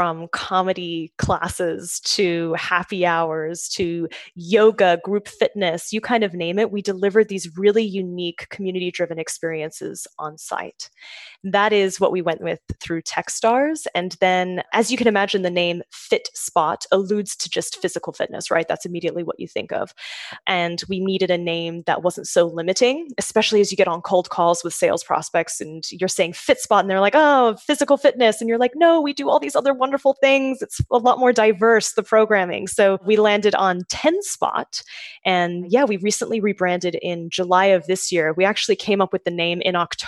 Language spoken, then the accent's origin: English; Sydney, New South Wales, Australia; now in New York, United States; I'm from Sydney, so close, just a short plane ride away from Melbourne. But yes, so from Australia originally, I moved to the US when I was